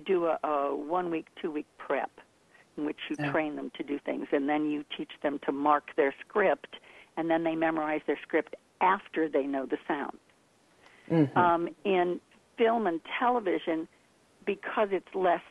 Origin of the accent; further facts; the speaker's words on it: Baltimore, Maryland, United States; I was born in Balmer.